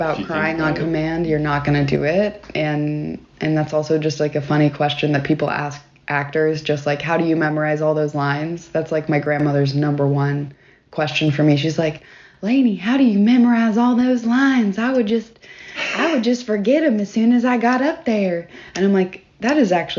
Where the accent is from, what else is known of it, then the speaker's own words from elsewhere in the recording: Knoxville, Tennessee, United States; moved away as an adult; also born or lived in Murfreesboro, Tennessee / Nashville, Tennessee / New York; now in Atlanta, United States; Originally, I am from Knoxville, Tennessee.